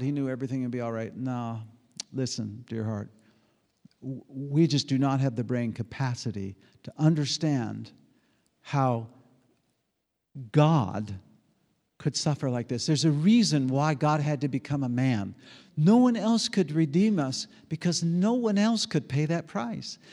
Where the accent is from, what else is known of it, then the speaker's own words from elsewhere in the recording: United States; I'm an American. I'm a red blooded American